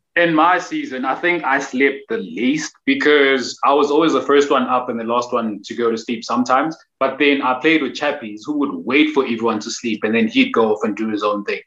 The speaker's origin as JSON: {"language": "English", "town": "Durban", "region": "KwaZulu-Natal", "country": "South Africa", "said": "I'm originally from Durban"}